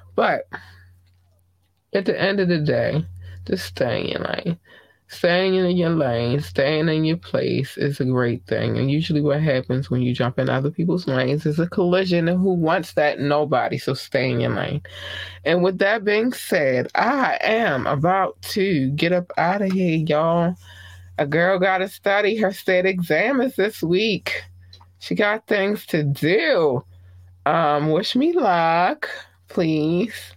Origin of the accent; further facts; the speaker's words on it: United States; I am from the United States